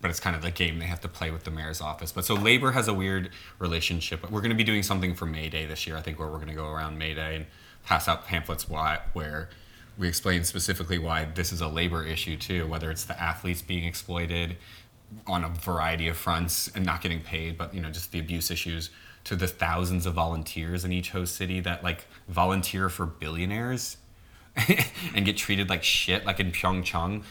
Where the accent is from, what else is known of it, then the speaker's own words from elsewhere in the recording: New Orleans, Louisiana, United States; moved away; the city where I'm from, where I grew up in New Orleans.